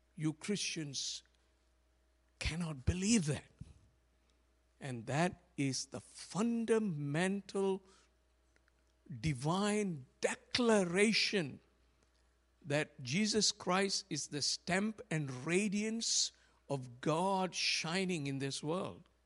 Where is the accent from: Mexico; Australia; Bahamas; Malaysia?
Malaysia; when I was growing up in Malaysia